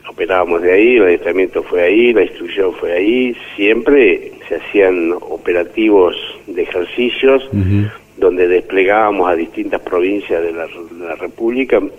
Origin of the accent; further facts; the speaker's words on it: San Miguel de Tucumán, Tucumán, Argentina; nacido y criado en Tucumán, en la capital de Tucumán.